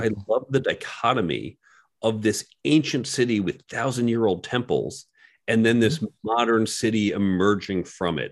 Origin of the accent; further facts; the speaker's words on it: New York, United States; I'm a New Yorker